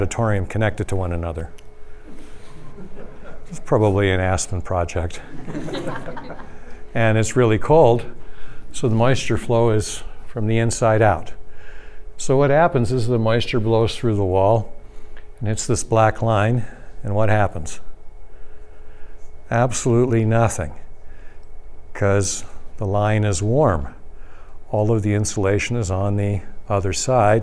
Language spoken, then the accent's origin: English; Toronto, Ontario, Canada; moved away; I'm from Toronto originally